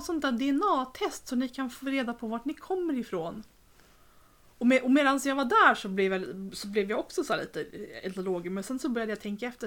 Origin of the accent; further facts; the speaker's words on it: Sweden; som svensk